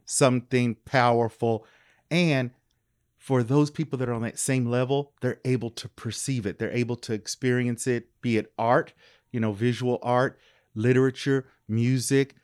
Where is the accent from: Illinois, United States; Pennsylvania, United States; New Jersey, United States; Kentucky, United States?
Kentucky, United States; Louisville; I am originally from Louisville, Kentucky.